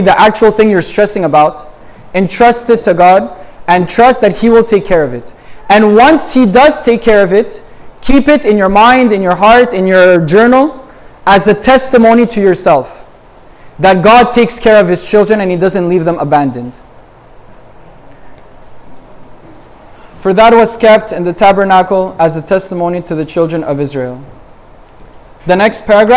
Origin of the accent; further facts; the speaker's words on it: Montreal, Quebec, Canada; I'm from Montreal